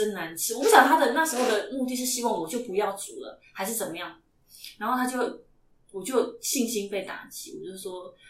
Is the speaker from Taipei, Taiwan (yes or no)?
yes; Taipei, Taiwan; 我是台北的孩子，